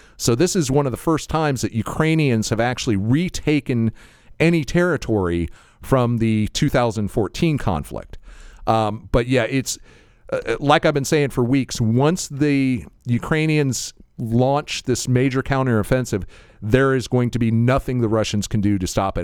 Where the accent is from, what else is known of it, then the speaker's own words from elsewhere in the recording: United States; I'm an American